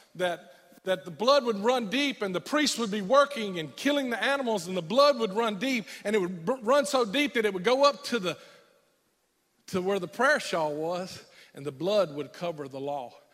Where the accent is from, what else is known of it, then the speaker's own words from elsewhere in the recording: United States; as an American young boy in the middle of the war